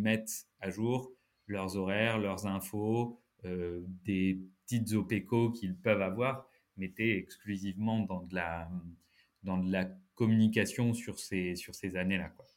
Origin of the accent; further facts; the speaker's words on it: Lille, Hauts-de-France, France; moved away as an adult; also born or lived in Paris; Je suis ch'ti lillois depuis la naissance